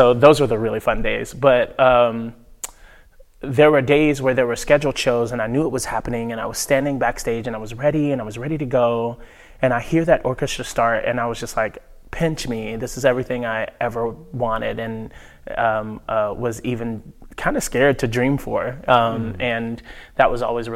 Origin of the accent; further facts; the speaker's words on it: Nashville, Tennessee, United States; moved away as an adult; I grew up in Nashville